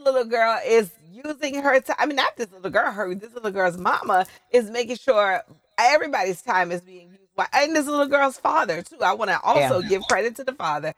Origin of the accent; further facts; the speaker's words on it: New Orleans, Louisiana, United States; also born or lived in New York; now in Los Angeles, United States; I'm from New Orleans